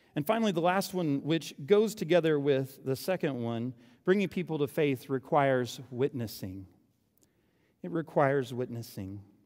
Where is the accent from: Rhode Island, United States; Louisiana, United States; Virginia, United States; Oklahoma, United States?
Oklahoma, United States; moved away; I'm from Oklahoma.